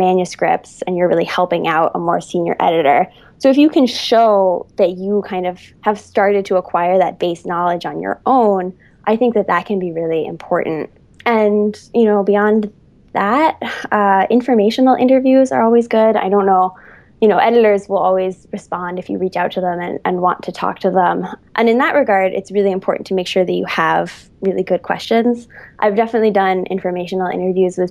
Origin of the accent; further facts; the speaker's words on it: Massachusetts, United States; now in New York City, United States; I'm from Massachusetts, but I seem to have been, you know, New Yorkified in my time there.